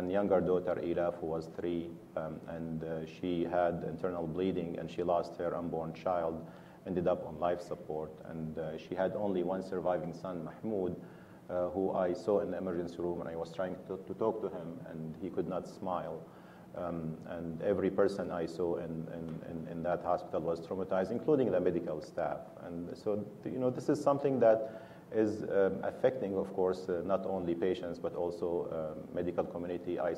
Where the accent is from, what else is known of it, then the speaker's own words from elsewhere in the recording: United States; I'm Syrian American, so most of us uh, in the Syrian American community are traumatized because of what's happening in Syria.